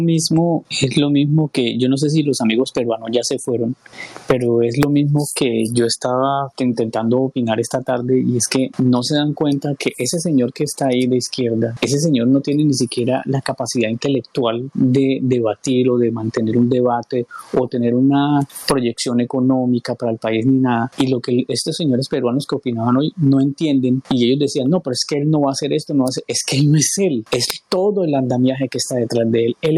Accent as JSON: {"language": "Spanish", "country": "Colombia", "said": "nosotros como colombianos"}